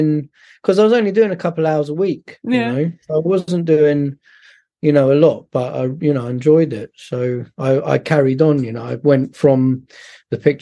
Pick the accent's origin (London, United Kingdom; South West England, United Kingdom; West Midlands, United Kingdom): London, United Kingdom; I grew up in North London